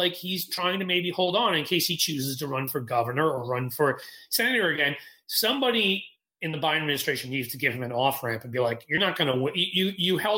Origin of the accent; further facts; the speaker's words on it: Ohio, United States; I'm from Ohio